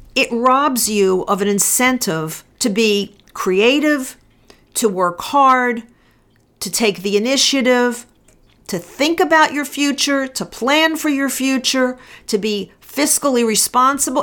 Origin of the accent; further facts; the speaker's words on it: United States; I'm an American